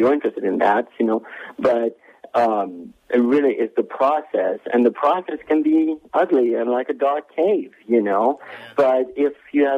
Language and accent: English; France; moved away; when I was growing up in France